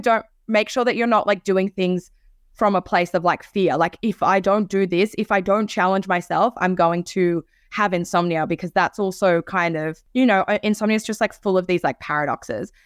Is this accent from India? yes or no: no; Switzerland; I was born in Switzerland